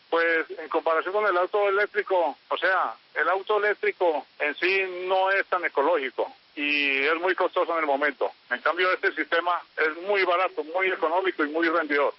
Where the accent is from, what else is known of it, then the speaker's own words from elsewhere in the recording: Santa Rosa de Cabal, Risaralda, Colombia; Yo soy eh, nacido y criado en Santa Rosa de Cabal